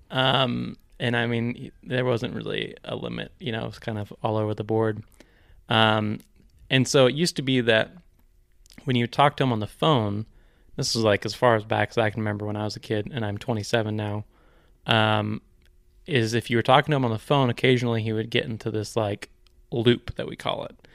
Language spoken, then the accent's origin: English; Ashland, United States; born and raised in Ashland